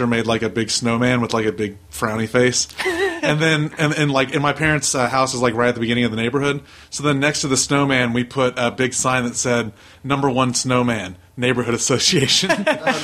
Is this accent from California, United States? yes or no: no; Chattanooga, Tennessee, United States; also born or lived in Cincinnati, Ohio; now in Los Angeles, United States; I was born in Cincinnati, so that's like where my family's from, but I grew up in Chattanooga